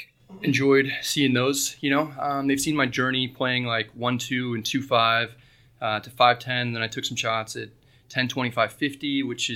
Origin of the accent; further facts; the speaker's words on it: Santa Rosa, California, United States; I'm from Northern California